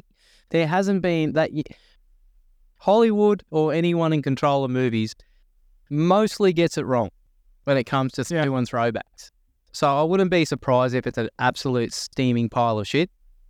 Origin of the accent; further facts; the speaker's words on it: Narara, New South Wales, Australia; I grew up in Narara on the Central Coast, and it was a state school, like a high school, and pretty healthy Aboriginal population as well.